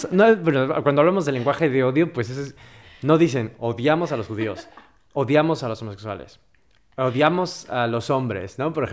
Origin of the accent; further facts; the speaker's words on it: Mexico; Siendo mexicano y estar a favor de Donald Trump.